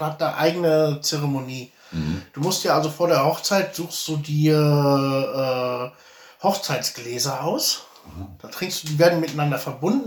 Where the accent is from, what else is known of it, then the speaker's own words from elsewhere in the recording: Germany; moved away; hier zu heiraten als Deutscher